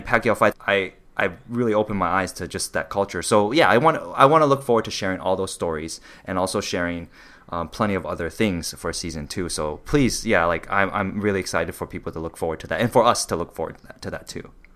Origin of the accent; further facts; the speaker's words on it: Los Angeles, California, United States; me being Taiwanese, growing up in very different communities